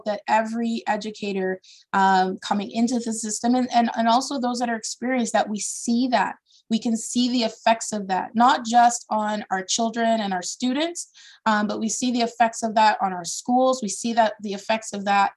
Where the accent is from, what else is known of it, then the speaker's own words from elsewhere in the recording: Brantford, Ontario, Canada; also born or lived in Toronto; I am a child of Ontario. I was born in Toronto, and because of my father's work, I did K-12 in a small southern Ontario town, Brantford, Ontario